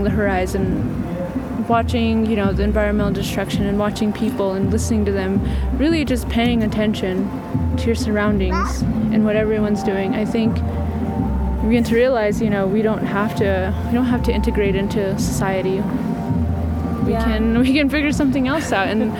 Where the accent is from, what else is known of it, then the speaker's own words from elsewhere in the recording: Flagstaff, Arizona, United States; also born or lived in Sand Springs / Howell Mesa; growing up in Flagstaff, you know, Flagstaff is an indigenous area